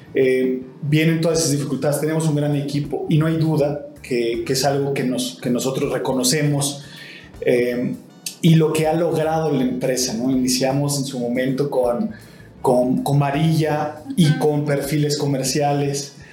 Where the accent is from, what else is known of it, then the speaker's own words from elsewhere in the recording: Mexico; también soy mexicano